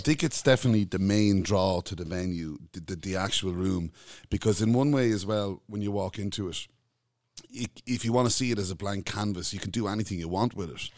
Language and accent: English; Kildare, Leinster, Ireland; I'm a Culchi, right? I'm from Kildare